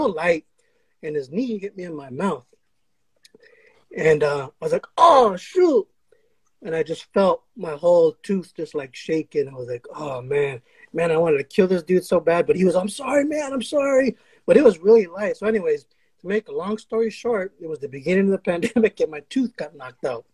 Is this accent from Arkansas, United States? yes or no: no; Los Angeles, California, United States; also born or lived in Burbank, California; we grew up over here, you know, my family, we're all from Pacoima, and then my family moved to Burbank, my parents